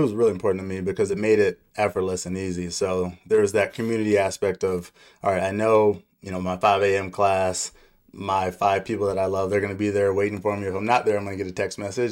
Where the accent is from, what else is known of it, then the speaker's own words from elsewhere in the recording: Aurora, Colorado, United States; also born or lived in Laramie, Wyoming / Denver, Colorado; So I grew up in Aurora, Colorado, so not too far from here. I was born in Laramie, Wyoming, but we moved to Denver in the second grade, so this is home for me.